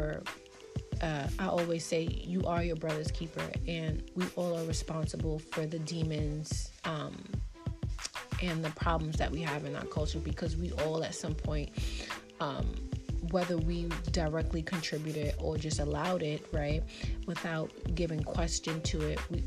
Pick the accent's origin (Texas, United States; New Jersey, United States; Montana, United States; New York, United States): New York, United States; New York City; as a black woman growing up in Brooklyn, New York